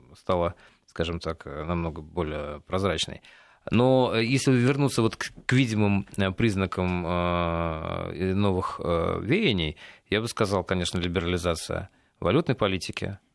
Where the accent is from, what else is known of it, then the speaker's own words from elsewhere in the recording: Russia; наша Родина Россия